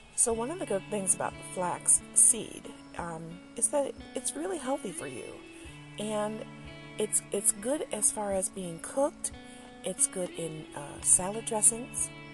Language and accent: English; Detroit, Michigan, United States; when I was growing up in Detroit